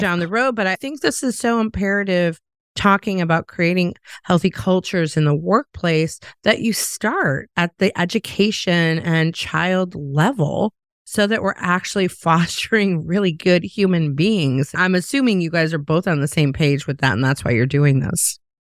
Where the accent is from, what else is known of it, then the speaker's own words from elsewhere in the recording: Chicago, Illinois, United States; also born or lived in the South (US); now in the South, United States; I'm from Chicago originally